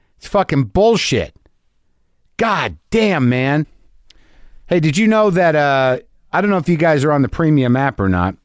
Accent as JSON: {"language": "English", "region": "New Jersey", "country": "United States", "tie": "born or raised there", "said": "I was born in New Jersey."}